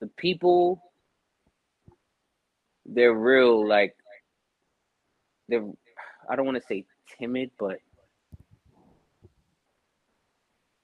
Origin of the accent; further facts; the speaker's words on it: New York City, New York, United States; moved away as an adult; now in Atlanta, United States; I'm from Brooklyn, New York